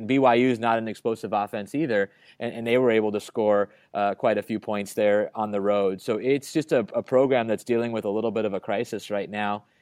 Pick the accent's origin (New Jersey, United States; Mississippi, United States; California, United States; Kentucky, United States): California, United States; Berkeley; now in Chicago, United States; I grew up in Berkeley